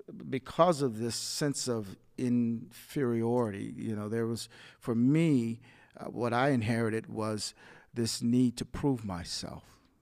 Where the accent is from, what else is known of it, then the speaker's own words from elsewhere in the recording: the South, United States; growing up in the South, they had a perception of whites as being superior